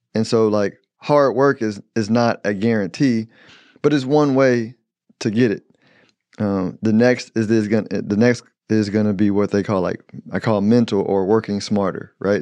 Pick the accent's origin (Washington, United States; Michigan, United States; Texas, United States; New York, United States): Texas, United States; Houston; I'm from Houston